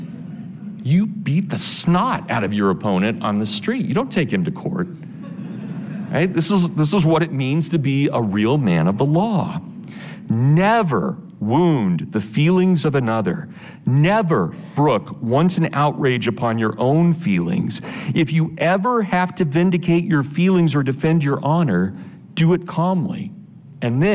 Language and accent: English; Kansas, United States; I'm from Kansas, I'm a Volga German, Russian German stock